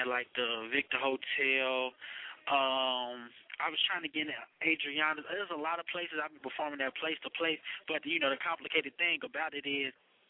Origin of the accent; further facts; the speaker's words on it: Cape Town, Western Cape, South Africa; moved away; I grew up in Cape Town for a little bit, then I moved. Then I was staying in Maywood, then I moved to like a little suburb called Hillside.